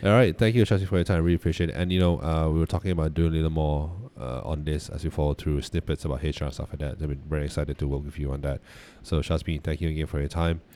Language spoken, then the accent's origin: English; Malaysia; we're from Malaysia